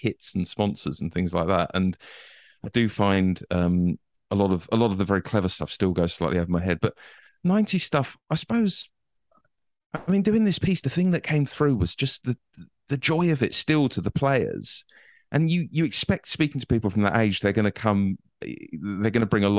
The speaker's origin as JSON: {"language": "English", "town": "Bromley", "region": "London", "country": "United Kingdom", "tie": "born or raised there", "said": "I grew up in Bromley, which is quite nice, but not that great"}